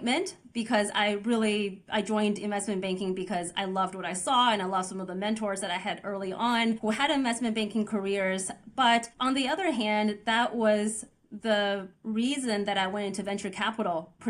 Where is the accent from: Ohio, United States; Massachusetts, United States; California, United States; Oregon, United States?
Oregon, United States; also born or lived in Beijing, China; our family immigrated to Oregon when I was 9 years old